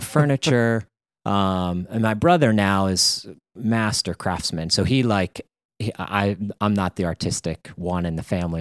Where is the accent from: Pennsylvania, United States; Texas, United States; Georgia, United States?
Pennsylvania, United States; Pittsburgh; moved away as an adult; also born or lived in Connecticut; now in New England, United States; I grew up in Pittsburgh